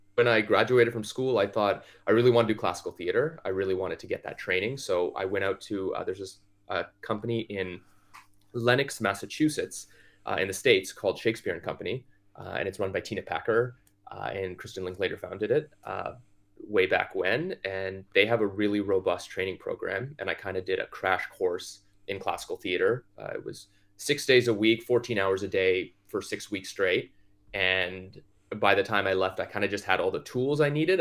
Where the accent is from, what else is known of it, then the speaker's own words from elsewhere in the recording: Toronto, Ontario, Canada; I grew up in Scarborough, Ontario, which is a suburb of Toronto